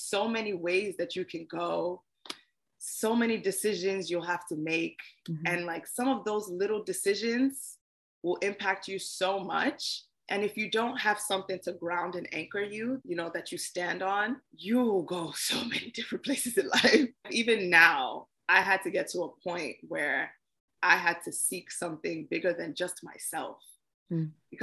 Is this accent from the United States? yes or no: no; Nigeria; I am a Nigerian girl